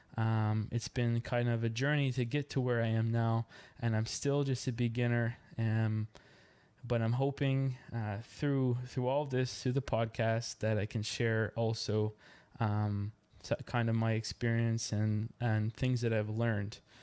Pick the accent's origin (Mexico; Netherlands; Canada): Canada; Yarmouth, Nova Scotia; moved away as an adult; now in Dartmouth, Canada; Originally, I'm from Yarmouth, Nova Scotia, Canada.